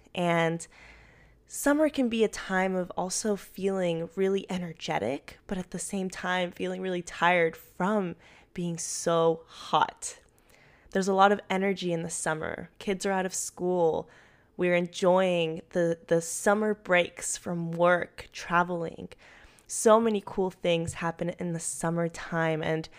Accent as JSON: {"language": "English", "town": "Medellin", "region": "Antioquia", "country": "Colombia", "lives_now": "United States", "said": "I'm from Medellin, Colombia, and it is always springtime there."}